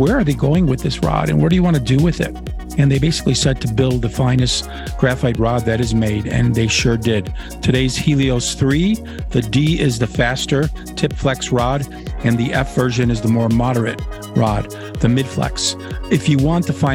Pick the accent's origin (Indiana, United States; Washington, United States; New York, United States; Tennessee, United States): New York, United States; Niagara Frontier; since I was a little boy growing up in the Niagara Frontier